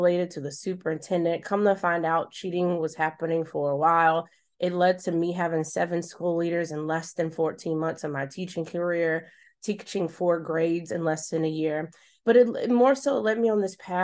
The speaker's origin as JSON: {"language": "English", "town": "Charlotte", "region": "North Carolina", "country": "United States", "tie": "born or raised there", "said": "my hometown of Charlotte"}